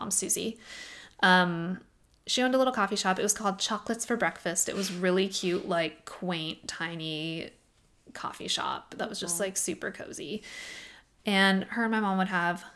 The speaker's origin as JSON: {"language": "English", "town": "Oak Harbor", "region": "Washington", "country": "United States", "tie": "born or raised there", "moved": "yes", "lives_now": "Fresno, United States", "said": "my hometown"}